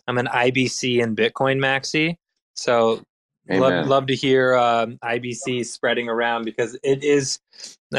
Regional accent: Montana, United States; I'm from Montana

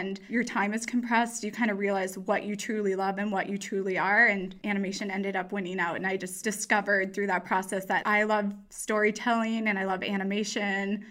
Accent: Edina, Minnesota, United States; moved away as an adult; now in California, United States; I'm from Edina, Minnesota, which is a suburb of the Twin Cities. Pretty much a city kid growing up, but in the Midwest.

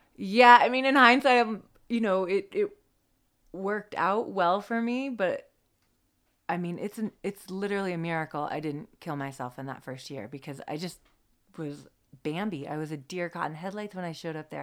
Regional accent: the Cascades, Washington, United States; I grew up in the Cascades

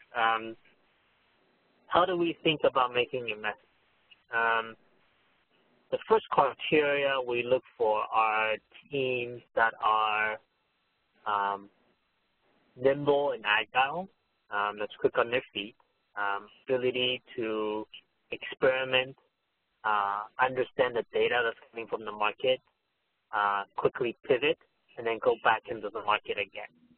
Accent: Bay Area, California, United States; also born or lived in Taiwan; I moved and immigrated to the U.S. when I was 10 years old, and spent uh, most of my life actually uh, uh, in the Bay Area

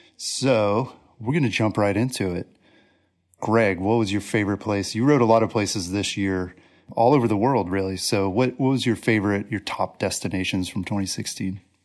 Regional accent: East Coast, United States; also born or lived in Colorado; I grew up on the East Coast

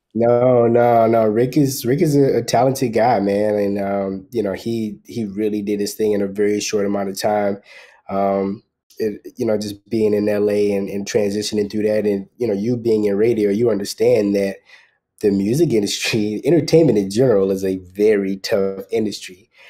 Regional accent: South Carolina, United States; moved away as an adult; also born or lived in Los Angeles; now in Atlanta, United States; Originally from South Carolina, but I spent a lot of time in Los Angeles

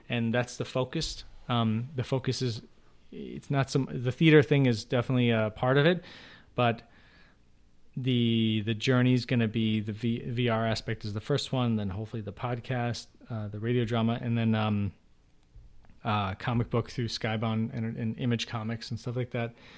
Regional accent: Chicago, Illinois, United States; I grew up in Chicago

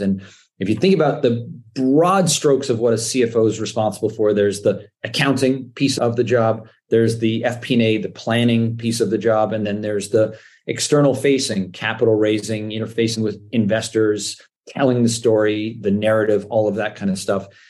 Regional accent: Canada; moved away as an adult; also born or lived in New York, United States; I'm Canadian, born and raised

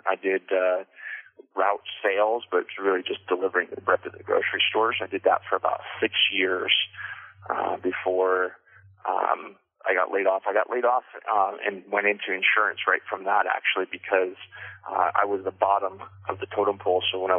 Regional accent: Everett, Washington, United States; also born or lived in Colorado / Canada; I'm from Washington, but I'm not from Linden. You know, I was born down in Everett. Washington, and kind of moved around a bit growing up. I lived in Colorado, lived up in Canada for a few years.

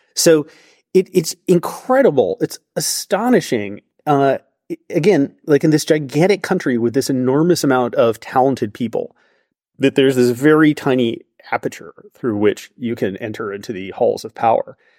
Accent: United States; I am American in the sense that I did grow up with that perspective on free speech

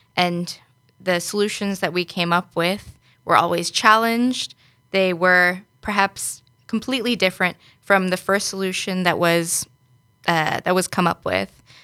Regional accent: New York, United States; moved away as an adult; now in Netherlands; originally from New York in the U S

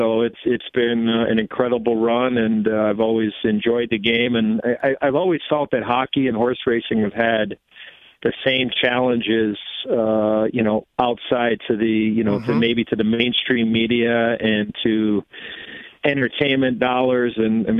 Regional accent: Chicago, Illinois, United States; So it started as a young kid growing up in Chicago

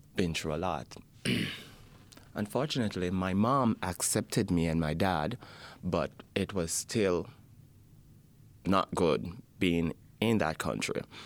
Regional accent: Jamaica; now in Edmonton, Canada; I'm from Jamaica.

